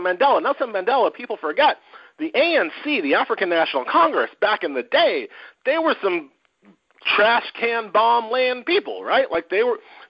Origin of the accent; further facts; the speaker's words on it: Haiti; I am from Haiti